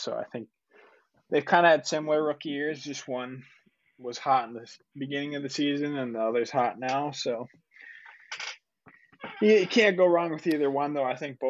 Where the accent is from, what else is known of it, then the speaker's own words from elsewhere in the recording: Minnesota, United States; because I'm from Minnesota